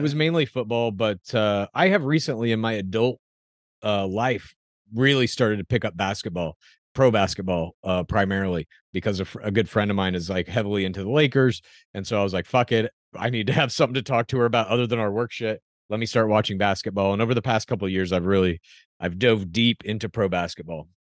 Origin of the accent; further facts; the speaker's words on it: Dallas, Texas, United States; now in California, United States; I grew up in Dallas